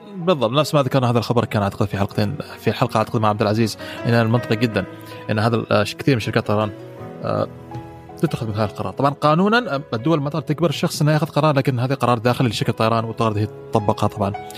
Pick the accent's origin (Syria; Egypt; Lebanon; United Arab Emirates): United Arab Emirates; عندنا في الامارات